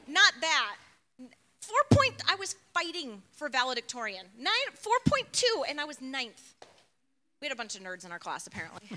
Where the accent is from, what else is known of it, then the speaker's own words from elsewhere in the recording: Chicago, Illinois, United States; also born or lived in Tucson; now in Flagstaff, United States; I was born in Chicago.